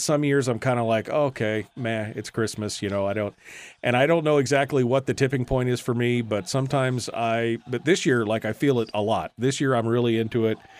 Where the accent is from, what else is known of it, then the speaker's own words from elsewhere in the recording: Fairbanks, Alaska, United States; we'd have a big family party where the extended family, aunts and uncles and cousins and stuff would come when I lived in Fairbanks